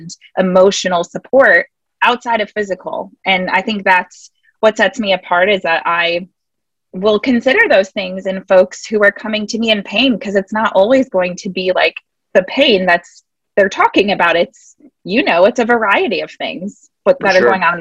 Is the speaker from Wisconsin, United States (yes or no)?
yes; Wisconsin, United States; moved away as an adult; now in Atlanta, United States; I am from Wisconsin